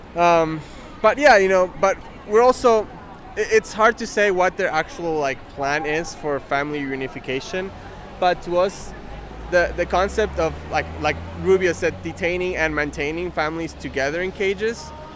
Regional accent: Argentina; now in United States; in my home country in Argentina

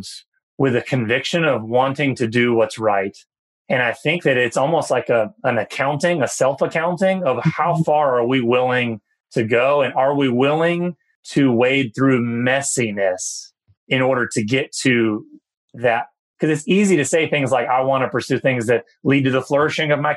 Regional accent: New Bern, North Carolina, United States; I grew up in a town of New Bern, North Carolina

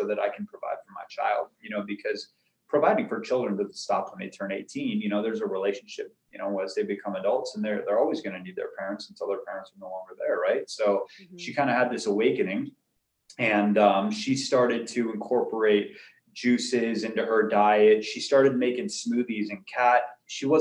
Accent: Arizona, United States; also born or lived in California; I was born in California. I lived there just until I was about 5 years old. And then I moved to Arizona

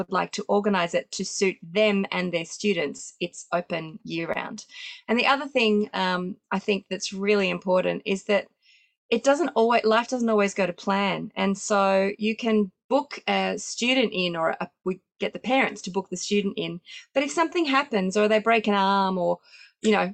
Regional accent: Sydney, New South Wales, Australia; we do still have in-person exams in my hometown of Sydney

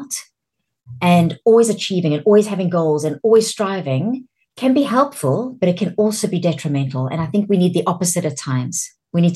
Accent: South Africa; accent: South African; moved away as an adult; also born or lived in Champagne, France; now in United Kingdom; I sound South African because I was born in South Africa and I lived in South Africa until I was 40, and now I live in the UK.

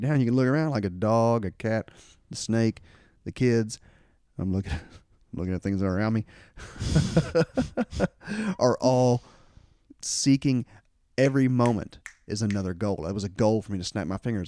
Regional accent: Kentucky, United States; growing up in Kentucky here, there's, uh, there's still quite a bit of racism

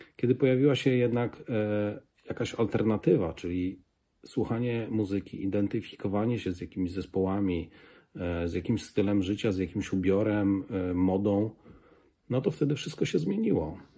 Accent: a village near Kraśnik, Lublin Voivodeship, Poland; Jestem e, z wsi pod Kraśnikiem

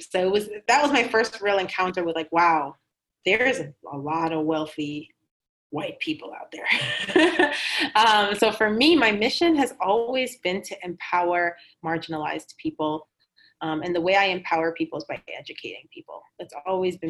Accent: Boston, Massachusetts, United States; also born or lived in Cambridge, Massachusetts; I was born and raised in Cambridge and then Boston. So I am, you know, a Massachusetts girl

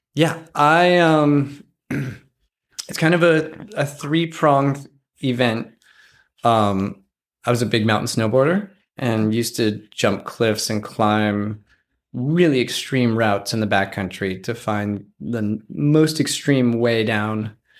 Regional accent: Wyoming, United States; I grew up near one of the largest wilderness areas in Wyoming, and it borders Yellowstone National Park.

